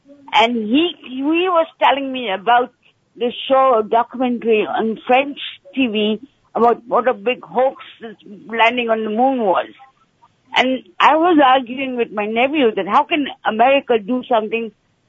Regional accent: India; now in England; I was in 1969. I came from India to England, and I watched the whole landing that 1969.

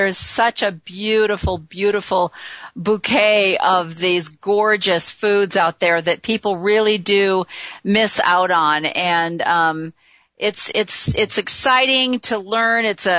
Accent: near Chicago, Illinois, United States; I grew up near Chicago

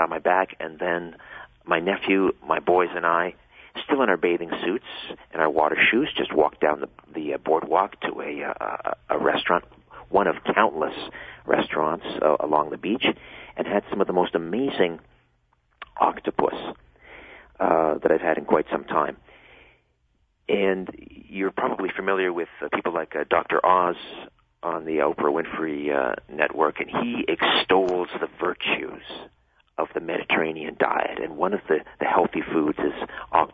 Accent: Canada; we call them in Canada

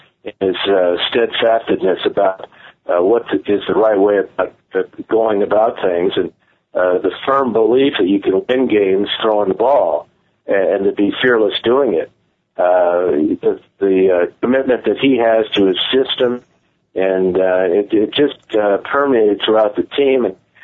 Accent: San Francisco, California, United States; I played a regular season game in my hometown

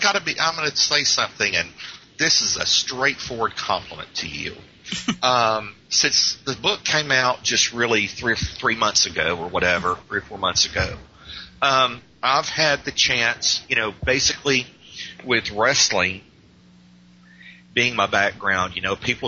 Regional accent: Georgia, United States; But it was just a situation where – growing up was hard.

